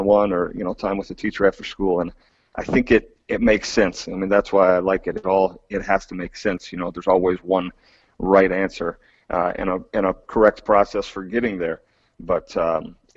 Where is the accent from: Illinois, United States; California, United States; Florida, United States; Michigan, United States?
Michigan, United States; West; moved away as an adult; also born or lived in Alaska; now in Wayne County, Pennsylvania, United States; I grew up in West Michigan